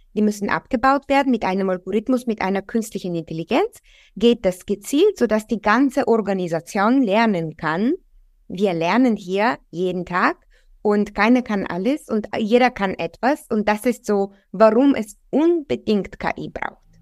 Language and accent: German; Bulgaria; now in Germany; Ich komme ursprünglich aus Bulgarien